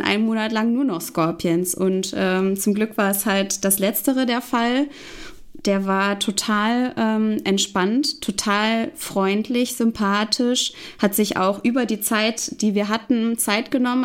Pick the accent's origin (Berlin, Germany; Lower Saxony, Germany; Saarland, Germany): Lower Saxony, Germany; Hanover; in Hannover, meine Heimatstadt